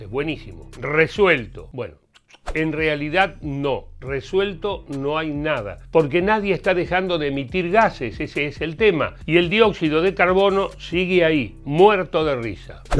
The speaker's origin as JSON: {"language": "Spanish", "country": "Argentina", "said": "me indignó que acá en mi país, en Argentina, nadie estaba hablando de esto, ni en mi escuela, ni en los medios de comunicación"}